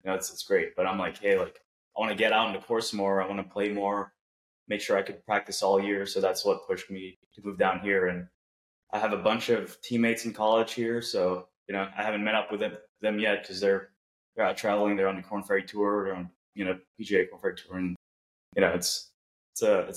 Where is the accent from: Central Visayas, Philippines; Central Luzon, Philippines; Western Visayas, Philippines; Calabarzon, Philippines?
Central Visayas, Philippines; Cebu; also born or lived in Virginia, United States; now in Jacksonville, United States; I was born in the Philippines in this island called Cebu, which is an hour and a half plane ride down south of Manila